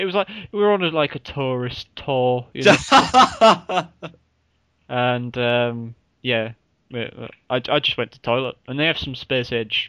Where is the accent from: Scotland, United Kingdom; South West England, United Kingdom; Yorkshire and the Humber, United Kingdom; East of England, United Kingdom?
Yorkshire and the Humber, United Kingdom; Hull; accent: Hull; I'm going to put on my best Hull accent, even though I'm from it